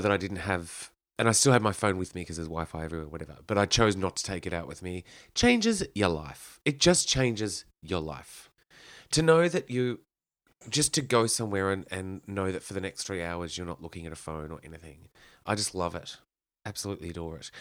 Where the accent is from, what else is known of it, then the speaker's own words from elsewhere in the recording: Kyneton, Victoria, Australia; I grew up in Kyneton